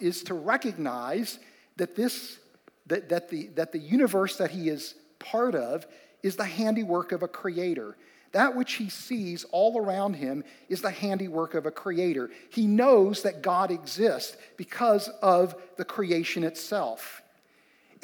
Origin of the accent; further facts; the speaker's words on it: West Virginia, United States; Amy and I grew up in West Virginia